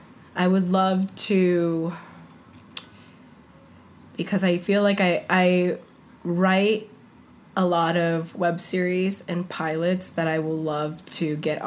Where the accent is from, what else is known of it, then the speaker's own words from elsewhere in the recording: Bronx, New York, United States; accent: Bronx; So I don't have a Bronx accent unless I turn on my Bronx accent.